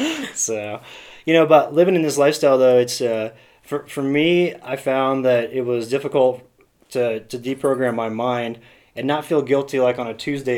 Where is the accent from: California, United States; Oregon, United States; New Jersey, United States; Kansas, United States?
Kansas, United States; moved away; also born or lived in Colorado; from Kansas originally. Came out to Colorado in 1998